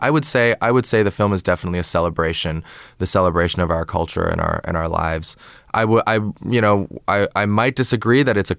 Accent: San Francisco, California, United States; like two Asian American, you know, 20-somethings growing up in San Francisco and going to karaoke together and like

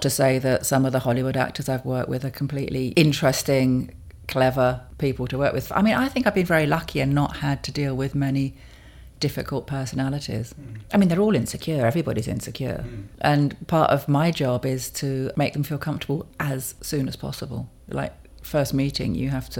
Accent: London, United Kingdom; I was born in London. And I've always lived in London

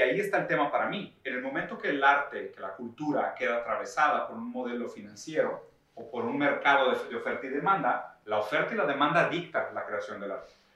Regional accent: Brazil; now in San Pedro Garza García, Mexico; yo soy brasileño

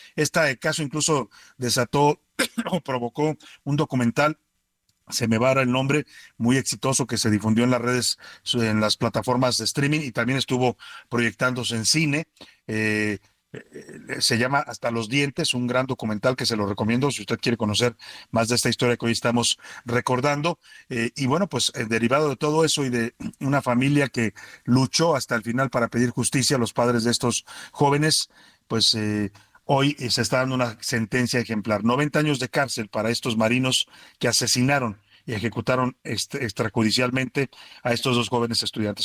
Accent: Mexico; los mexicanos

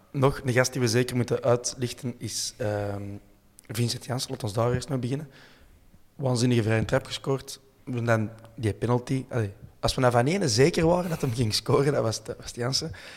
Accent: Brasschaat, Flanders, Belgium; Ik ben van Breschalt en altijd geconfronteerd geweest met een invasie van Hollanders

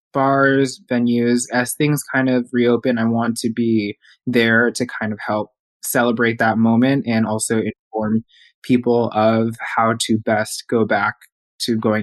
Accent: Houston, Texas, United States; moved away as an adult; also born or lived in New York City; my hometown, Houston

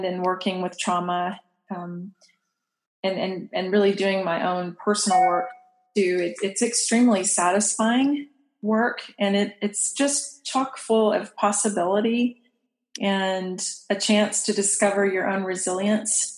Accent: Texas, United States; moved away as an adult; also born or lived in Kansas; I'm moving from my home state of Texas to Kansas

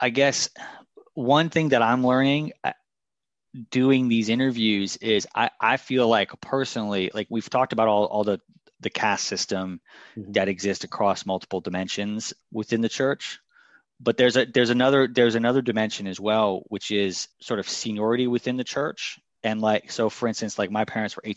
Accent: Washington, District of Columbia, United States; also born or lived in New York City; I moved to DC when I was maybe like 4 or 5

